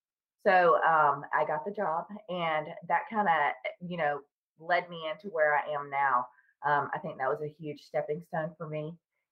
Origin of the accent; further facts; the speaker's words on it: Tennessee, United States; now in Charlotte, United States; I live in the north part of Charlotte, North Carolina, and I'm originally from Tennessee, but I've lived here for about 20 years now.